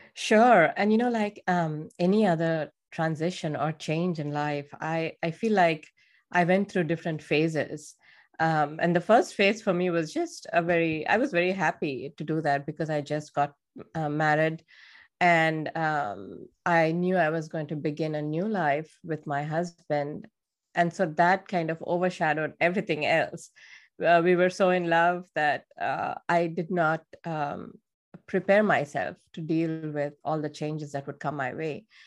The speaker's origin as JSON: {"language": "English", "country": "India", "moved": "yes", "said": "I'm from India"}